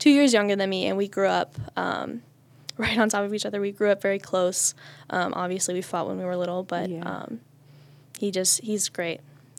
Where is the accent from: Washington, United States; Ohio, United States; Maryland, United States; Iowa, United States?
Ohio, United States; Mogadore; I grew up in the village of Mogador, which is this little place like right outside of Akron